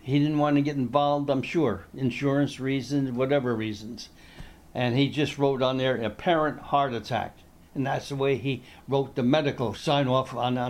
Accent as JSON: {"language": "English", "town": "Irvington", "region": "New Jersey", "country": "United States", "tie": "born or raised there", "also_born_or_lived": "Philadelphia area / Dayton", "moved": "as an adult", "said": "moved into Irvington, which is what I consider my hometown, Irvington, New Jersey. And so lived, as I say, a number of years there until when I went into the service from Irvington."}